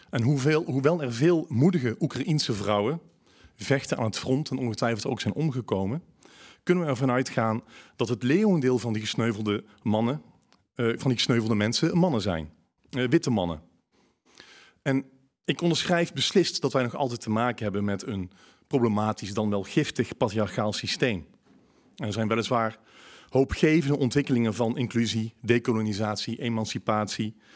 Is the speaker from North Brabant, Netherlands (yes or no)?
yes; North Brabant, Netherlands; accent: Brabant; Ik hoop dat, het, eh, dat jullie mij goed kunnen verstaan. Met mijn Brabants accent.